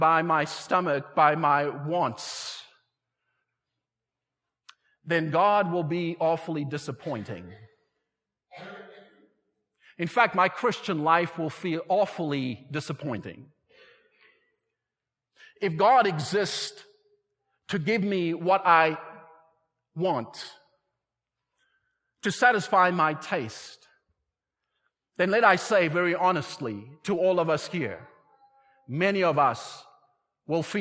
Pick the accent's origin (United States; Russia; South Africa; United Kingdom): South Africa; moved away; I was raised in South Africa